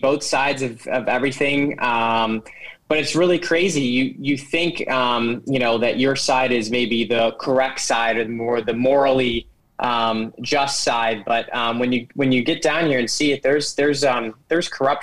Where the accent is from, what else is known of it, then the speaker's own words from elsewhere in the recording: Cleveland, Ohio, United States; moved away as an adult; now in Washington, D.C., United States; I am from Cleveland, Ohio. Originally grew up in a Christian home.